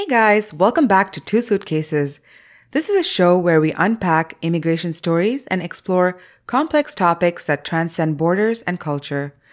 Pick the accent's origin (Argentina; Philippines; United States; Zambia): Zambia; moved away; growing up in Zambia